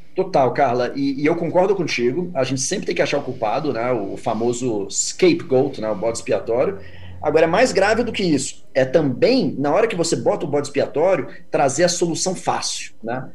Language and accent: Portuguese; Brazil; me anuncio como sendo brasileiro